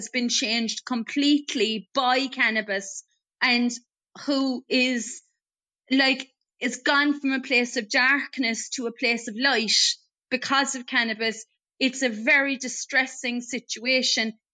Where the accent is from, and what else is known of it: Ireland